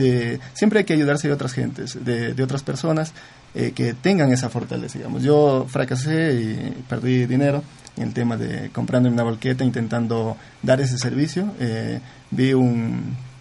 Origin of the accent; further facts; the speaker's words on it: Zamora-Chinchipe, Ecuador; yo soy de Zamora